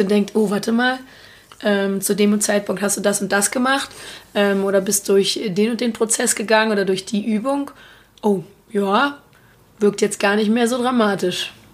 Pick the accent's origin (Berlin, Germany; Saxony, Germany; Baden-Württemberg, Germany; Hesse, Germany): Berlin, Germany; ich bin ähm, aus Berlin, lebe da auch noch